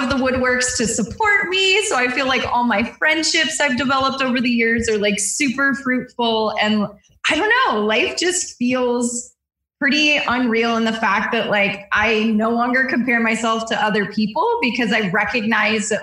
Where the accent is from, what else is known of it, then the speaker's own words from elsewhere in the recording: Southern California, United States; I grew up in Southern California